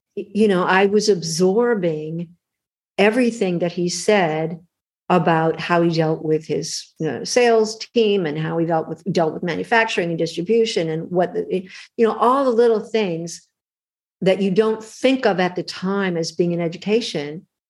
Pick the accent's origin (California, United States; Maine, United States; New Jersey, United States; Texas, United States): California, United States; Los Angeles; I grew up in LA. I was born in Hollywood, California, of all the crazy places to be born.